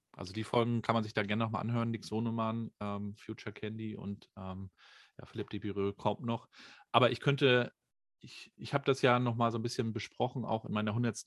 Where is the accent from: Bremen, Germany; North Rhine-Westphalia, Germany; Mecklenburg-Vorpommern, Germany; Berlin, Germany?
Mecklenburg-Vorpommern, Germany; Rostock; Ich bin ja in der DDR noch groß geworden, 1980 geboren, äh, habe die also noch neun Jahre so kennengelernt. Da gab es dann hier in Rostock